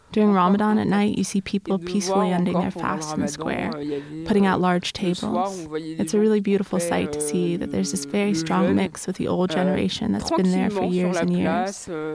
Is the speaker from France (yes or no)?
yes; France; I grew up in the Banlieue. I still want to see people of all origins in the streets.